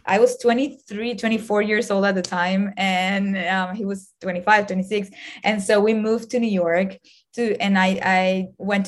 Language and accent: English; Venezuela; moved away as an adult; now in United States; I was born in Venezuela